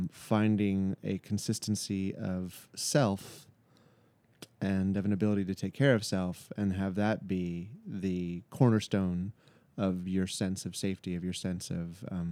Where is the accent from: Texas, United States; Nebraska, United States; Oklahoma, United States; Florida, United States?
Florida, United States; I was born in Florida, and then we moved all around within the great state of the flaccid penis of America